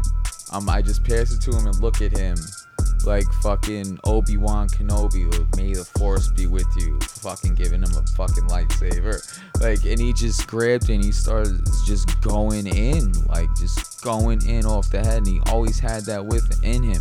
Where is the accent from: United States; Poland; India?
United States; Westchester, New York; moved away as an adult; now in New York City, United States; I'm from Westchester originally, so that's where my life is. But now that I live in the city